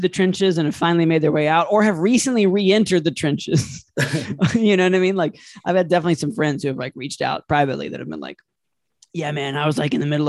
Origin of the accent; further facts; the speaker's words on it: Detroit, Michigan, United States; I'm from Detroit. No, I don't know …. And yes, I do know where 8 Mile is.